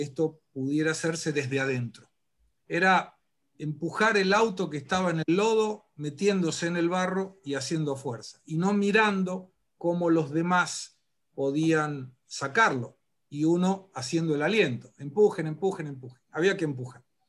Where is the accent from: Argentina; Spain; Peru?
Argentina; moved away; yo sí volvería para morirme en la República Argentina